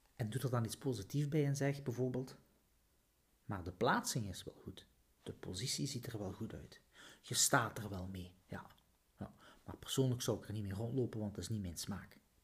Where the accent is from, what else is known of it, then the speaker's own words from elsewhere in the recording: Flanders, Belgium; Zo zijn we als Vlaming